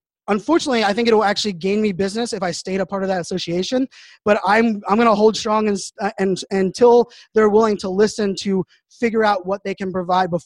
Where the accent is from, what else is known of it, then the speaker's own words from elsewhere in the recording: Pittsburgh, Pennsylvania, United States; I grew up in Pittsburgh, Pennsylvania